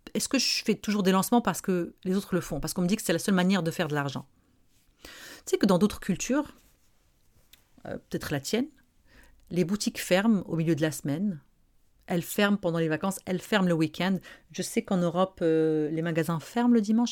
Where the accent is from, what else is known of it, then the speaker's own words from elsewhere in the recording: Morocco; now in Montreal, Canada; je suis marocaine, j'ai grandi au Maroc